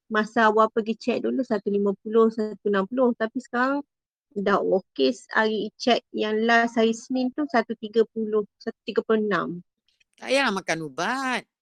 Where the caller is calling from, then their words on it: Bangi, Selangor, Malaysia; saya dari Bangi.